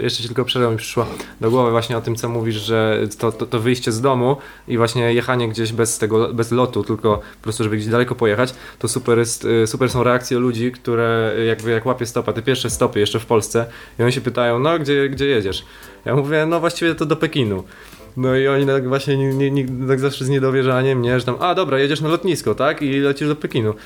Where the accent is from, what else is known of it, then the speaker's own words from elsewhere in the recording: Poland; jestem z Polski